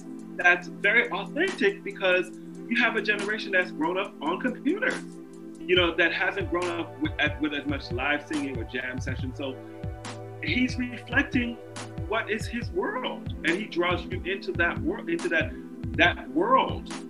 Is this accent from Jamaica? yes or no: yes; Jamaica; I'm Jamaican